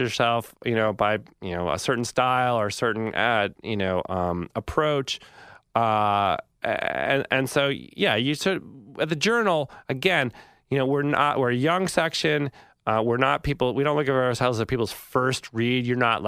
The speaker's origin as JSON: {"language": "English", "region": "Massachusetts", "country": "United States", "tie": "born or raised there", "said": "When I was a kid growing up in Massachusetts, I'd go to a magazine stand and I'd look at like GQ or Rolling Stone or something, Sports Illustrated"}